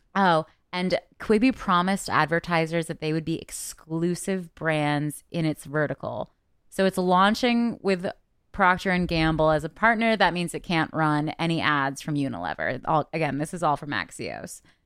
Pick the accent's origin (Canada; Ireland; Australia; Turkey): Canada; I'm Canadian